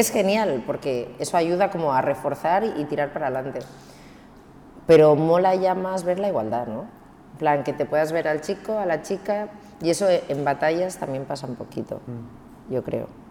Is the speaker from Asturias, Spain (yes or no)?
no; Cambrils, Catalonia, Spain; also born or lived in Barcelona; que soy de Barcelona, mm. que vengo de Cambrils